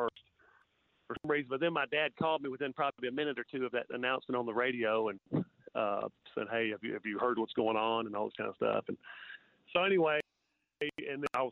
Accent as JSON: {"language": "English", "town": "Memphis", "region": "Tennessee", "country": "United States", "moved": "yes", "lives_now": "Knoxville, United States", "said": "we're originally from Memphis, Germantown area"}